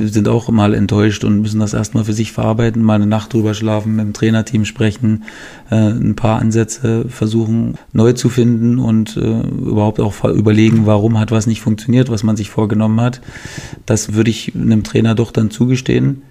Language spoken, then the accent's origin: German; Germany; Als, als, Deutscher